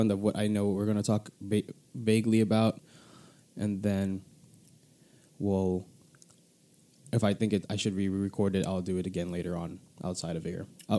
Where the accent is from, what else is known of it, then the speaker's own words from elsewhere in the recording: United States; I'm a first generation born and raised in America